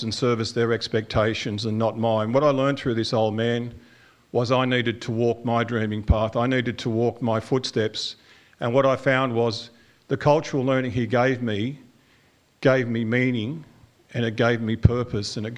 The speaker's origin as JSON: {"language": "English", "town": "Karuah", "region": "New South Wales", "country": "Australia", "tie": "born or raised there", "also_born_or_lived": "Raymond Terrace", "said": "I grew up on Karua Mission"}